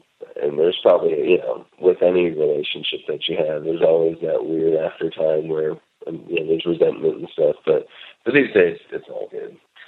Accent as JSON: {"language": "English", "town": "Gainesville", "region": "Florida", "country": "United States", "tie": "born there", "lives_now": "Northern California, United States", "said": "I did not always live in Northern California. I was born in Florida, in Gainesville."}